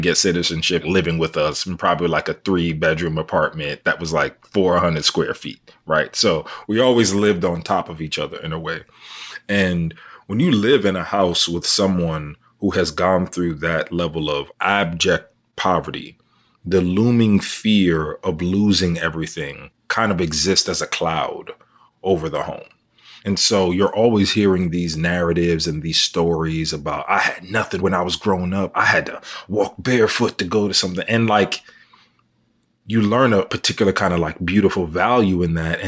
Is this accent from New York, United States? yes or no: yes; New York City, New York, United States; also born or lived in Queens, New York / Brooklyn, New York; I am from Harlem, New York. I was born in Queens, raised in Harlem, lived in Brooklyn for 8 years